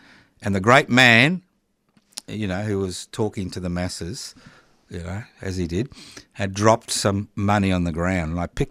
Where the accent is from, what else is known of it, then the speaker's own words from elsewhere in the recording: Brisbane, Queensland, Australia; now in Melbourne, Australia; Yeah, well, I was born in 51.